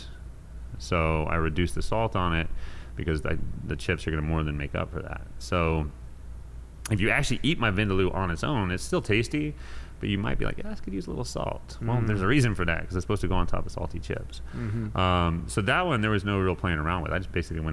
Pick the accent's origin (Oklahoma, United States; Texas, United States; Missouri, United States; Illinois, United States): Texas, United States; Houston; also born or lived in New York; growing up in Spring Branch, I mean, Houston